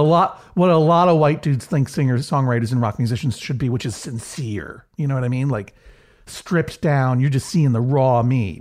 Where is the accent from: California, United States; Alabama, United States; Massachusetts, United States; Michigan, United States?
Massachusetts, United States; Brookline; the Coolidge Corner Theater in Brookline, Massachusetts, my hometown